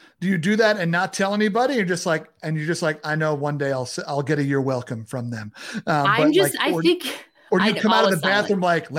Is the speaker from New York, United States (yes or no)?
yes; Long Island, New York, United States; Growing up in New York, on Long Island